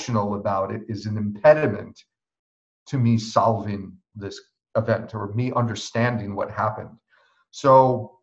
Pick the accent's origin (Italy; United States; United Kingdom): United States; New York; me as a New Yorker